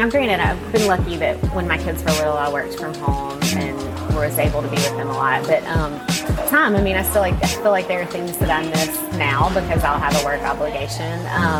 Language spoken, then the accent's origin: English; Star, Mississippi, United States; moved away as an adult; also born or lived in Clinton, Mississippi; now in Jackson, United States; I'm from Star, Mississippi.